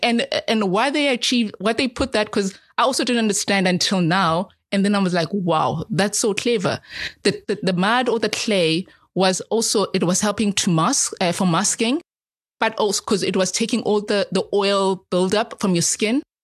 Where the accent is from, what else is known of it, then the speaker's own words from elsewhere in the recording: Soweto, Gauteng, South Africa; I'm a South African. I'm an African. and I've lived in Soweto, in the townships